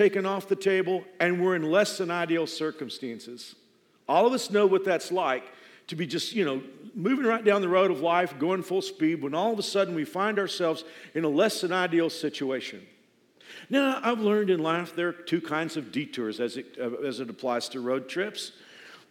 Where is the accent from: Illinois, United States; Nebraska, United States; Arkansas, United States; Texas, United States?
Texas, United States; Dallas-Fort Worth area; moved away as an adult; now in Wichita, United States; I'm from the Dallas-Fort Worth area. I've been here 28, almost 29 years now.